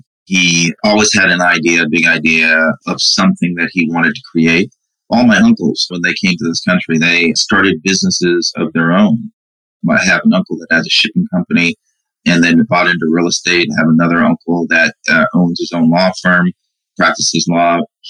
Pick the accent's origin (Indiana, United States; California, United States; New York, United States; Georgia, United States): New York, United States; Brooklyn; born there; And then my mom came in 70. And I was born in 71. So he came first. My mom came behind him. And I was born in Brooklyn in 71.